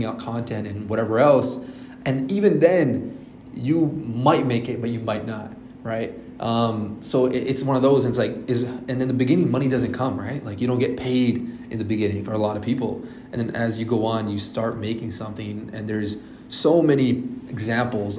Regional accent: Toronto, Ontario, Canada; also born or lived in Australia; I am from Canada, Toronto

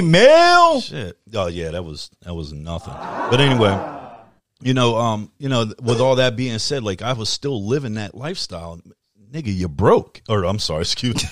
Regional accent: United States; as an American

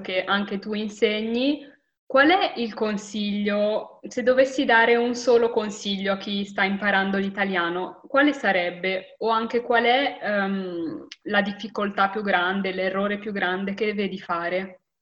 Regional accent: Milan, Lombardy, Italy; io sono nata a Milano

